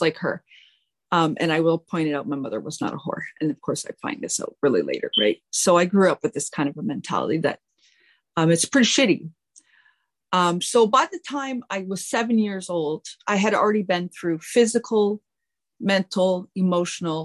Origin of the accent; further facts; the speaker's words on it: Richmond, Quebec, Canada; I was born September 16th, 1980, in a little small town called Richmond, Quebec